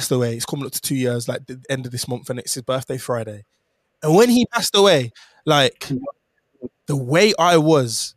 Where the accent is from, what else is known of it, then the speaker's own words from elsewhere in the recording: Jamaica; I'm Jamaican